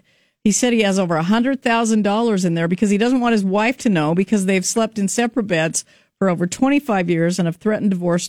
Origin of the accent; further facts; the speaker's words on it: Idaho, United States; I grew up in Idaho.